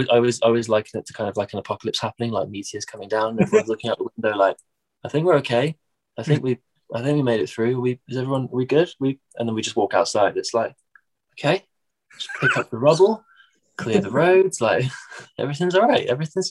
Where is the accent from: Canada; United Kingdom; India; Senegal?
United Kingdom; Midlands; accent: Midlands; my accent over here is fairly nondescript. Like it's not what you'd call like posh. It's not like, you know, my parents are from, my parents are both from London. So it's not like Cockney, but it's not Northern. It's like its own little Midlands accent.